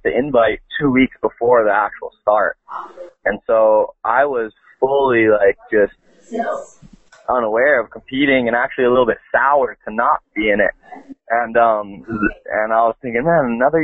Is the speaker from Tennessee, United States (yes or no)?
no; Kahana, Hawaii, United States; also born or lived in Launiupoko, Maui; I'm born and raised on Maui, and at the moment living at Launiupoko. We've been up here the last 17 years